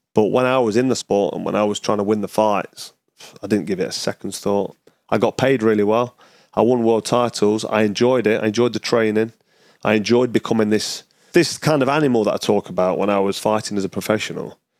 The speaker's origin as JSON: {"language": "English", "town": "Nottingham", "region": "East Midlands", "country": "United Kingdom", "tie": "born or raised there", "said": "back to Nottingham, my hometown"}